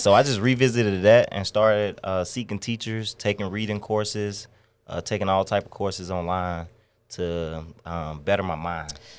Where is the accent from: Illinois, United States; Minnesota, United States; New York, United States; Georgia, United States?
Georgia, United States; Stone Mountain; also born or lived in Chicago; now in Atlanta, United States; I'm from Stone Mountain, Georgia